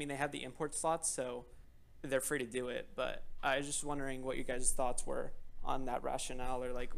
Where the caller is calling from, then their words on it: Cincinnati, Ohio, United States; Cincinnati, Ohio.